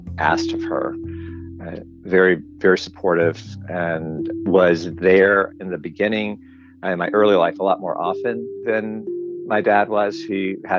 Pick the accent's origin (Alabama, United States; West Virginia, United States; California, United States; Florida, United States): Alabama, United States; Birmingham; I grew up in Birmingham, in suburbs of Birmingham, Homewood at first, and then Mountain Brook